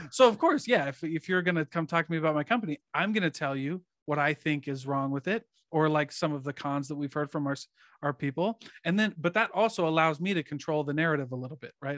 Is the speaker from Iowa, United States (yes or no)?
yes; Iowa, United States; I grew up in Iowa